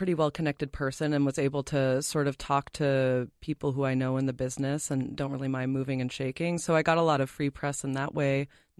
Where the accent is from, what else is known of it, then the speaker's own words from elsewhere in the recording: Massachusetts, United States; now in Minnesota, United States; I mean, I tell people I'm not from Minnesota originally. Mm-hmm. I'm from Massachusetts.